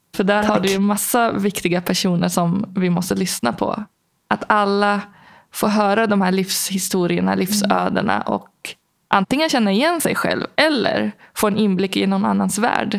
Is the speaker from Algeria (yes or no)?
yes; Algeria; now in Sweden; i Algeriet där jag växte upp